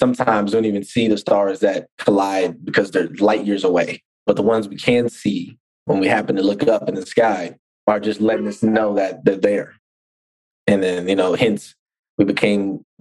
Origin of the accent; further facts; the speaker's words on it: Oakland, California, United States; I'm from Oakland